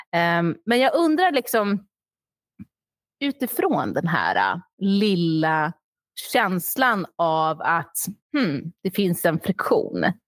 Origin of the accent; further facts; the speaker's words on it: Sweden; also born or lived in Australia; jag var och är svensk